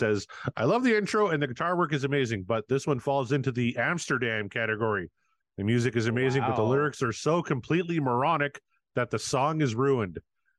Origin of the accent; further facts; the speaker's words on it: Canada; well, especially me, I'm a Canadian.